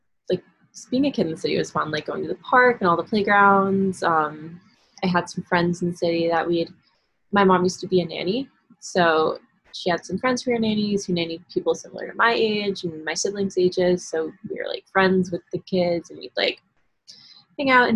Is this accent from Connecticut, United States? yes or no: yes; Stratford, Connecticut, United States; also born or lived in New York City, New York; I was born in New York City and lived there full time until I was about four. Then I moved to Connecticut, to Stratford, Connecticut, for school